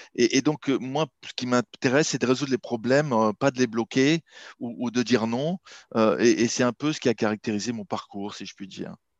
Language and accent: French; Marseille, Provence-Alpes-Côte d'Azur, France; moved away as an adult; also born or lived in Shanghai, China / Silicon Valley, United States / London, United Kingdom; now in Paris, France; je suis marseillais d'origine